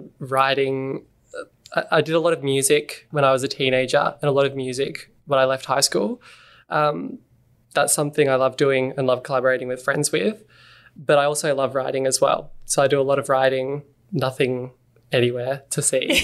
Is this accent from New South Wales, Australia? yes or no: no; Montrose, Victoria, Australia; also born or lived in Mooroolbark; I grew up in a place called Montrose.